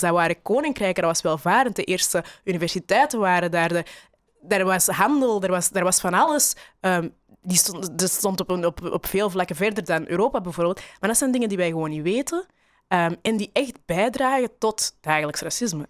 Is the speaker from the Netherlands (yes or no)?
no; Belgium; ik ben opgegroeid in België